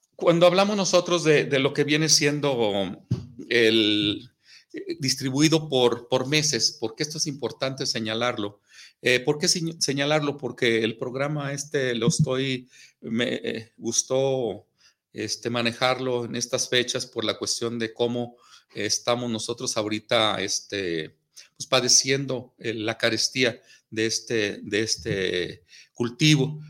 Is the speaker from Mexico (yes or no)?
yes; Mexico; en nuestro país, en todo el territorio, en el territorio mexicano